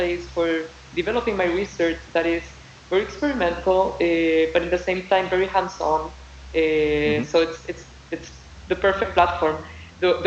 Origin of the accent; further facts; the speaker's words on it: Chile; moved away as an adult; now in Cambridge, United States; I'm from Chile and I'm very Chilean